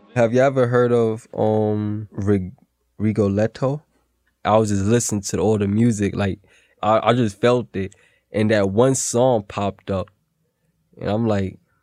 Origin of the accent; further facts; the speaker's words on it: New York City, New York, United States; I'm from Williamsburg, Brooklyn, and I'm 24 years old